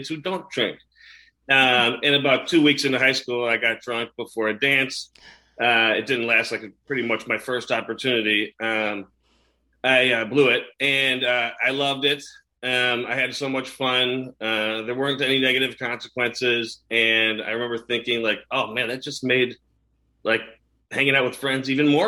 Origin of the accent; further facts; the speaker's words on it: Chicago, Illinois, United States; I grew up in the suburbs of Chicago, two loving parents, brother and sister, great family